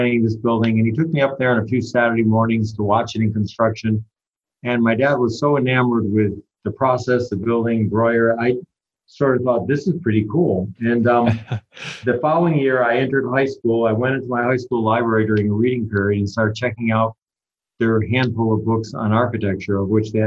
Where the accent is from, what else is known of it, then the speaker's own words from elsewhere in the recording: Litchfield County, Connecticut, United States; I grew up in a small town in Litchfield County, Connecticut